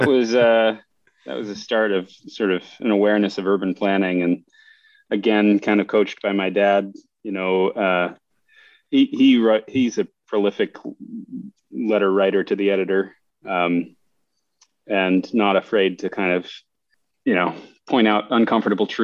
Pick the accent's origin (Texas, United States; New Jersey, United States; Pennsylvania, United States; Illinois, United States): Pennsylvania, United States; that's where I was born